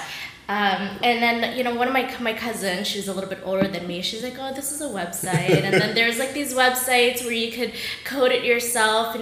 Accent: Florida, United States; moved away as an adult; also born or lived in Los Angeles; I grew up in Florida

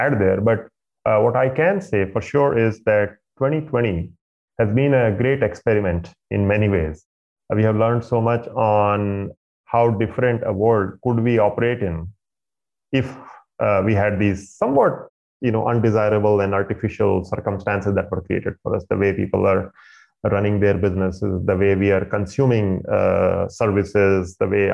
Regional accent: India; moved away; I grew up in India in a middle-class family

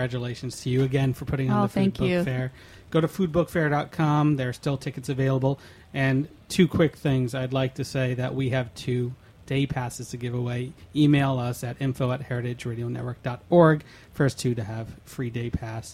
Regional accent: New York, United States; a New Yorker growing up in this school system

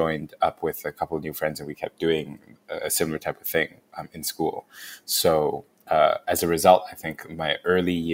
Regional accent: Hong Kong; moved away as an adult; also born or lived in Canada / California / New Haven; So I'm from Hong Kong. I grew up there

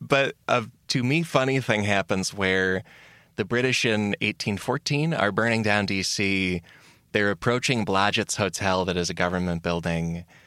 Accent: United States; as an American

